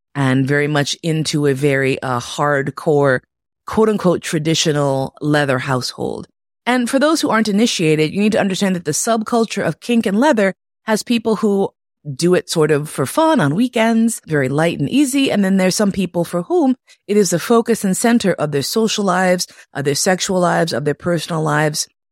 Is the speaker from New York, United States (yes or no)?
yes; New York City, New York, United States; moved away; also born or lived in Berlin, Germany; I grew up in Manhattan.